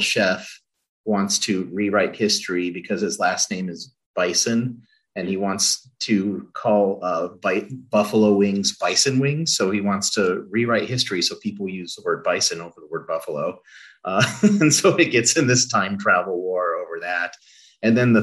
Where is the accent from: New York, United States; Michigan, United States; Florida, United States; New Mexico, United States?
New Mexico, United States; Albuquerque; moved away; Growing up in Albuquerque